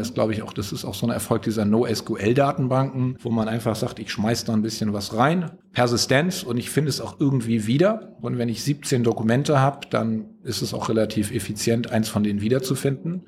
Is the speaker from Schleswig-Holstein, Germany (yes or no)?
yes; Flensburg, Schleswig-Holstein, Germany; now in United States; wie man aus meiner Heimat sagt